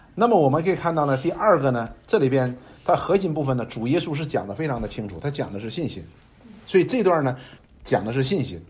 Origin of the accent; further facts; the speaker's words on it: China; 我们中国人他有一句话说